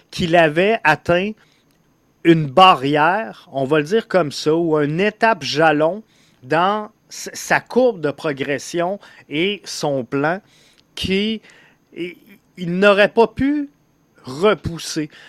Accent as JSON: {"language": "French", "town": "Montreal", "region": "Quebec", "country": "Canada", "said": "je suis un Montréalais à Montréal?"}